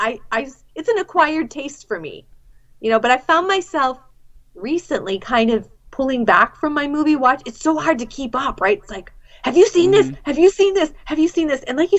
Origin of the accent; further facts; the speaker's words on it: New England, United States; I'm from New England, and we're, like, booky people.